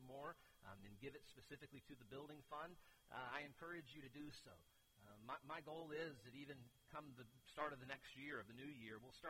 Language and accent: English; Keystone, United States; I'm from Keystone